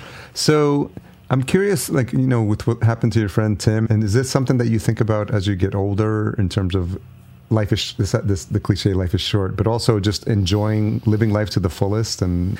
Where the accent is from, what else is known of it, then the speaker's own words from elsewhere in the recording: New York City, New York, United States; growing up in New York City and you get to see it in live on the street.